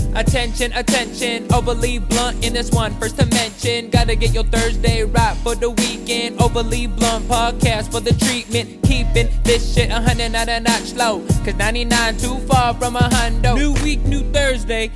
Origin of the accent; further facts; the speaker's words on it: Riverside, California, United States; also born or lived in Fullerton / Victorville; I'm just raised in Riverside. Been here basically my whole life.